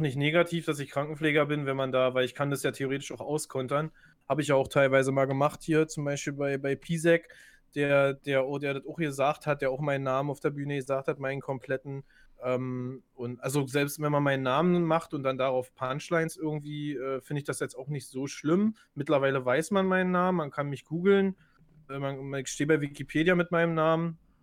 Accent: Germany; bei uns in Deutschland

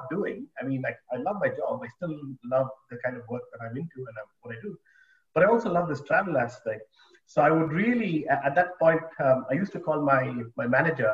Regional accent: Bangalore, Karnataka, India; moved away as an adult; also born or lived in United Kingdom / Australia / Japan / New Zealand; I grew up in India, in Bangalore.

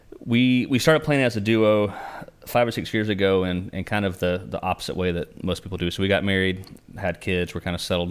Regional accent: Mocksville, North Carolina, United States; We're from born and raised in Davie County, particularly in Mocksville. That's where we live now

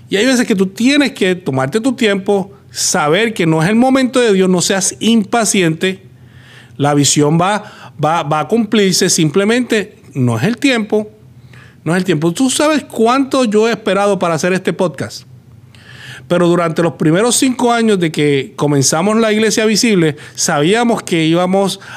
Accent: Puerto Rico; now in United States; Tuvimos que salir de Puerto Rico, llegar acá a Estados Unidos y acá comenzar.

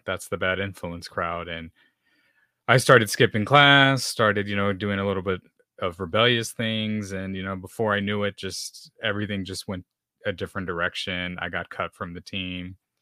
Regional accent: San Antonio, Texas, United States; I grew up here in San Antonio, Texas, so you can say I'm a Texan.

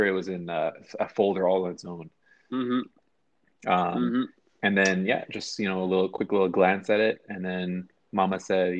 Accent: Canada; we are both dealing with being Canadian citizens.

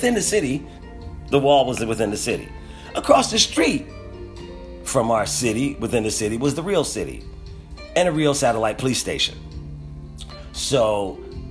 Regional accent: Philadelphia, Pennsylvania, United States; I was from Philadelphia.

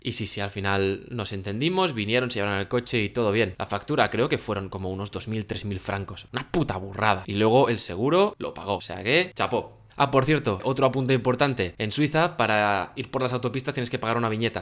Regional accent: Spain; compréndeme que no soy de aquí, mira mi matrícula, eh, soy de España

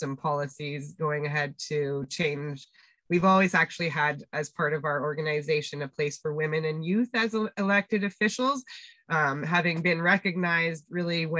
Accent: Winnipeg, Manitoba, Canada; moved away; we were growing up in Winnipeg

